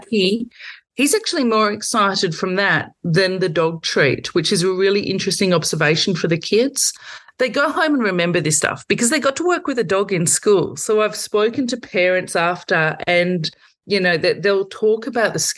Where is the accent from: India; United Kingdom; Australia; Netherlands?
Australia; Victoria; I'm from Victoria